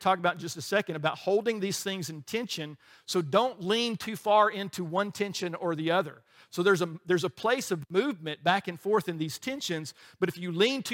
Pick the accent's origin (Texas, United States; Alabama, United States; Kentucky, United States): Alabama, United States; we grew up in Alabama